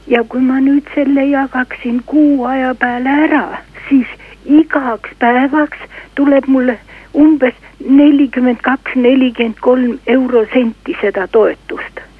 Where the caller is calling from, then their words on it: Tartu, Tartu County, Estonia; tere, olen liikumispuudega pensionär Tartust.